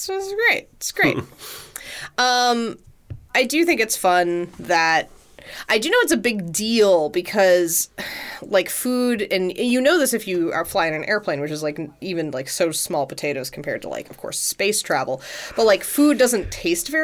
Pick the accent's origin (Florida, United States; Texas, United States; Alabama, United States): Texas, United States; Houston; I grew up in Houston